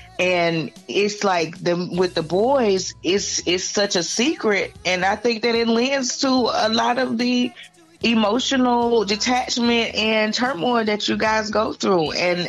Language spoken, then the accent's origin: English; Atlanta, Georgia, United States; also born or lived in Valdosta; On Moody Air Force Base, but I grew up in Atlanta. I went to elementary school at Atlanta Public Schools